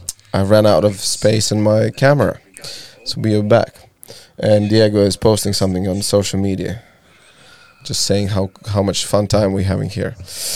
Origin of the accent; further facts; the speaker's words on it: Latvia; moved away; I moved away from Latvia, not because I was not happy.